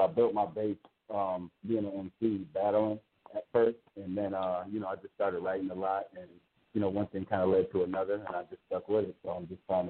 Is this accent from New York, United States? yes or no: yes; Buffalo, New York, United States; I'm hailing from Buffalo, New York.